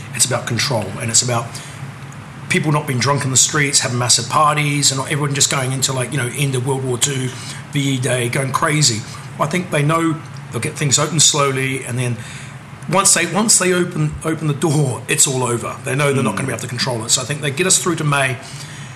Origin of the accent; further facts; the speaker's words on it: New Zealand; now in United Kingdom; I'm from New Zealand